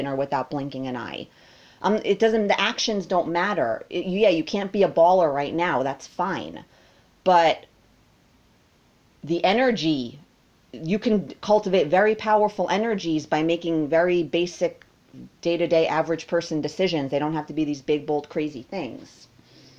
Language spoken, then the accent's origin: English; United States; Me as an American